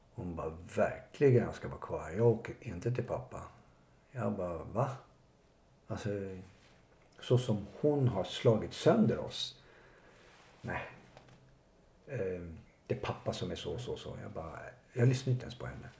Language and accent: Swedish; Botkyrka, Stockholm County, Sweden; har ju vuxit upp i, ute i Botkyrka